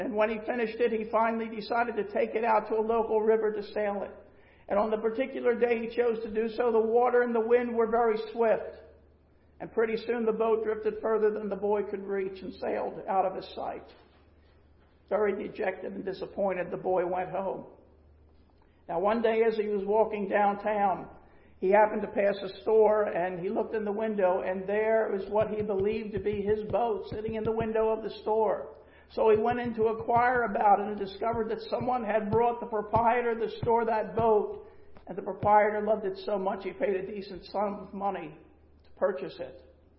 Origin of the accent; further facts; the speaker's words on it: Pennsylvania, United States; also born or lived in Florida; now in North Carolina, United States; And so we were transplants from Pennsylvania to Florida. And now we're transplants from Florida to North Carolina.